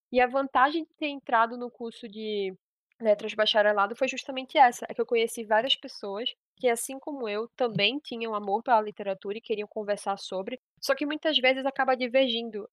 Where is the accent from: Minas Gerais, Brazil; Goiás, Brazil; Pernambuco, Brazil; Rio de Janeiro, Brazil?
Pernambuco, Brazil; Eu sou pernambucana, tenho 22 anos